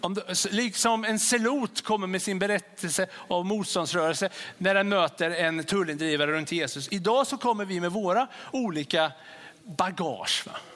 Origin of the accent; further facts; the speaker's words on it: Sweden; Vi är svenskar och vi är män och vi är kvinnor